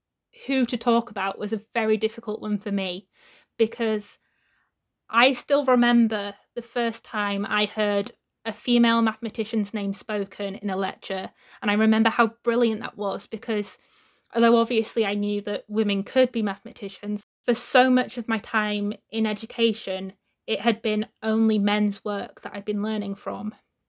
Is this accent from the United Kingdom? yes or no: yes; Wakefield, Yorkshire and the Humber, United Kingdom; I'm from Wakefield